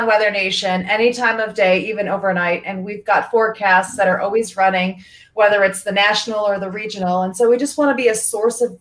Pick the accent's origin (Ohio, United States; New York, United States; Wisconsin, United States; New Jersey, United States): Ohio, United States; Parma; moved away as an adult; also born or lived in Rapid City, South Dakota / Florida / Santa Barbara, California; now in Denver, United States; I was born and raised in Parma